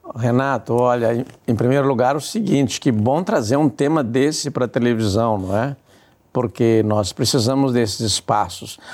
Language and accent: Portuguese; southern Brazil, Brazil; nós que viemos do Brasil meridional